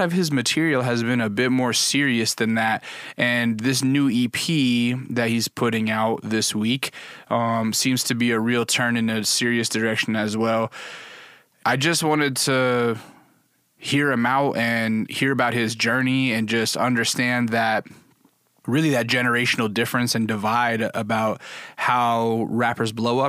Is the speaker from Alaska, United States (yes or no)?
yes; Alaska, United States; Yeah, I grew up in Alaska.